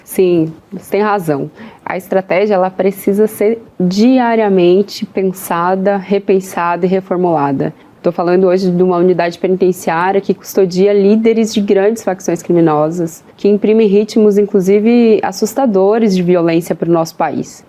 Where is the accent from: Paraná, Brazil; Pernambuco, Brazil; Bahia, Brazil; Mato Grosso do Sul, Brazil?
Paraná, Brazil; interior of; now in Brasília, Brazil; Nasci de família muito pobre, sou paranaense, nasci no interior do Paraná